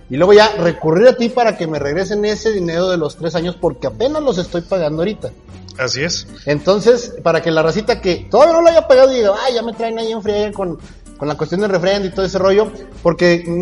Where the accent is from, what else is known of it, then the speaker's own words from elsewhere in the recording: Durango, Mexico; como buen duranguense que soy